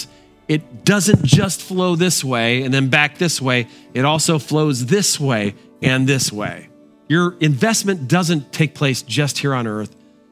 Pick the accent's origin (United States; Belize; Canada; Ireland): United States; Bristol, Connecticut; my hometown, Bristol, Connecticut